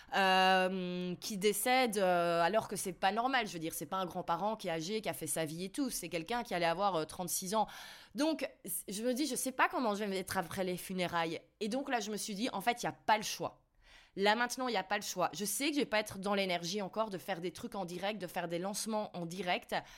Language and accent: French; Belgium; j'ai toujours un, plus gros choc culturel en tant que Belge